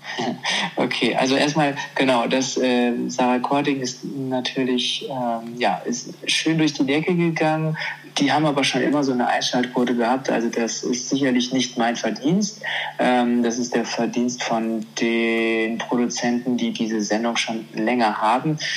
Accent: Germany; ich bin, äh, ich bin Deutscher und ich sehe vielleicht asiatisch aus, weil ich meine Wurzeln in Asien habe, aber ich bin Deutscher

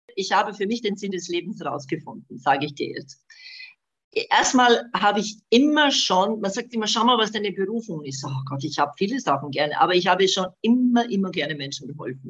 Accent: Bosnia & Herzegovina; now in Germany; Also ich bin gebürtig aus Bosnien, habe eben seit 75 in Deutschland gelebt

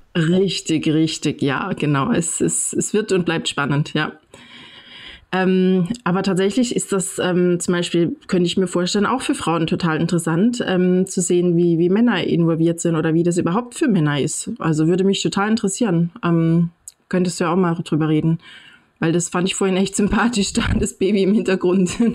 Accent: Dresden, Saxony, Germany; moved away; also born or lived in western Germany; ich selber komme aus dem Osten ursprünglich, ich bin in Dresden geboren

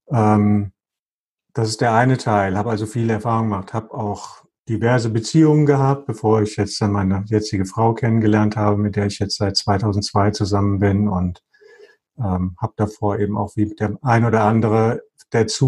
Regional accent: Bremen, Germany; born there; geboren in Bremen, bla bla bla bla bla.

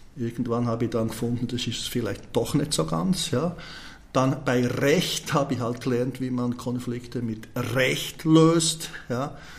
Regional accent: Switzerland; da wo ich aufgewachsen bin, hat mich meine Mutter immer zum Bäcker rüber geschickt

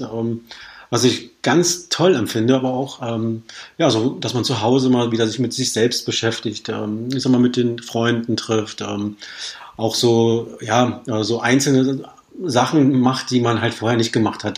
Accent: Berlin, Germany; moved away as an adult; now in Potsdam, Germany; Ich komme ja ursprünglich aus Berlin

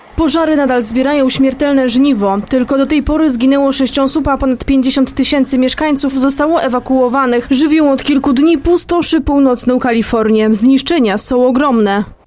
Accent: Spain; Urodziłam się w Hiszpanii

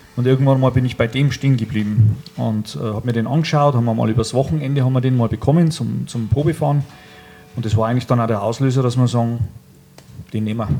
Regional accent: Upper Palatinate, Bavaria, Germany; accent: Upper Palatinate; Ich komme aus der Oberpfalz

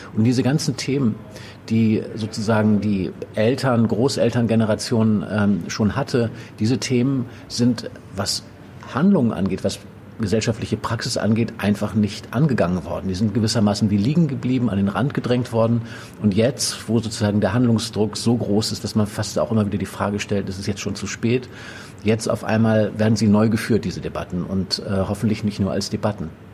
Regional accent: Northern Germany, Germany; moved away; also born or lived in Brandenburg; ich komme aus Norddeutschland

